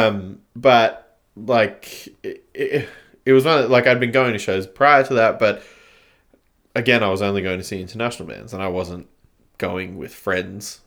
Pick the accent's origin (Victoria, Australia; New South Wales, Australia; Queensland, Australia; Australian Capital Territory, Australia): Australian Capital Territory, Australia; Canberra; also born or lived in China; growing up in Canberra, it's, like, quite small.